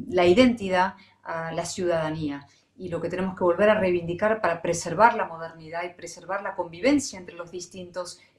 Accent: Spain; born there; A ver, primero un matiz. Yo nací en España. Ok. por casualidad en España.

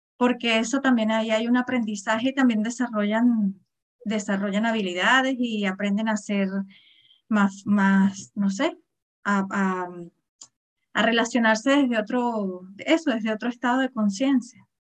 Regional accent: Venezuela; moved away; Yo, yo soy venezolana, hace muchísimos años que vivo aquí

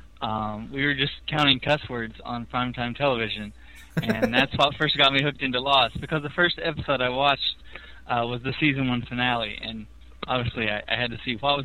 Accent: Monticello, Kentucky, United States; moved away as an adult; now in Knoxville, United States; I'm originally from Monticello, Kentucky

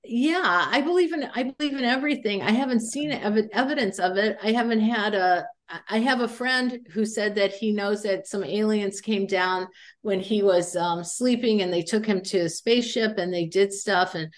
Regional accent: Indiana, United States; moved away; I'm from Indiana.

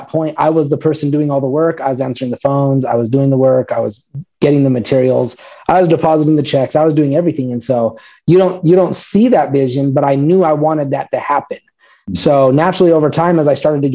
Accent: Colorado, United States; I was born and raised here in Colorado

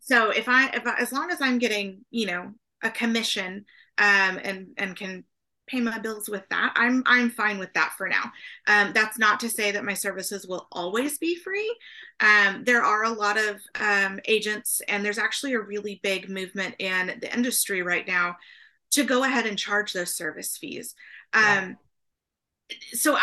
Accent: Oklahoma, United States; now in San Antonio, United States; I grew up in Oklahoma

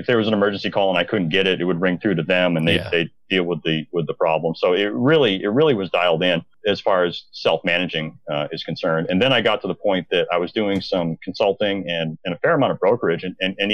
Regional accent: Maine, United States; also born or lived in Bangor, Maine; I'm from Maine originally

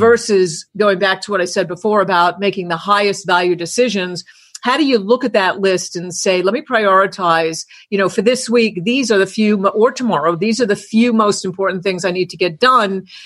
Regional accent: New York, United States; I grew up in New York

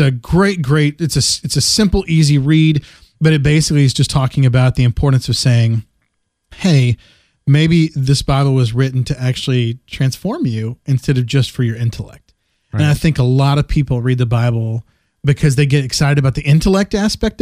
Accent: West Texas, United States; growing up in West Texas

